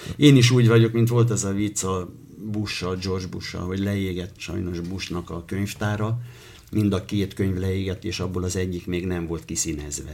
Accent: Hortobágy, Hajdú-Bihar, Hungary; also born or lived in Debrecen; Általános iskolába Hortobágyon nőttem föl

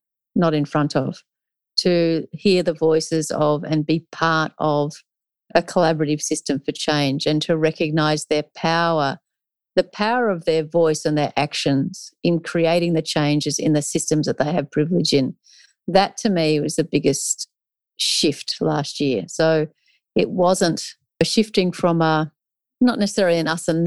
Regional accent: Australia; was born in Australia, but these are not my traditional lands.

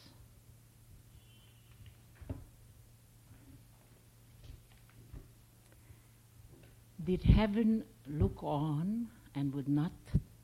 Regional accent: Hungary; moved away; I was born in Hungary. I am a survivor of Auschwitz

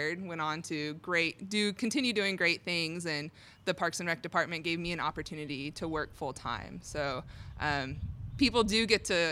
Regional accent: Torrance, California, United States; moved away as an adult; now in College Station, United States; I'm originally from California. So I was born and raised in Torrance, California, and I moved out here

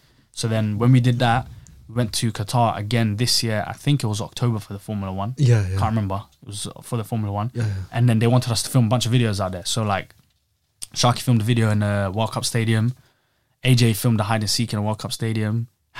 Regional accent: England, United Kingdom; And I'm there, a tourist, like, oh, I'm English.

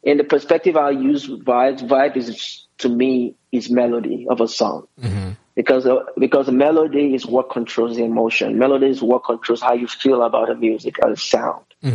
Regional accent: Nigeria; I'm Nigerian

